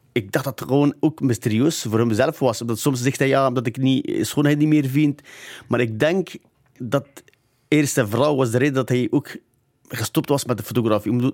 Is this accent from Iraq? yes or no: yes; Zakho, Kurdistan Region, Iraq; now in Belgium; Ik ben van Zago, dus Zago dus een stad, het ligt aan de Turkse grens, in de provincie Duhok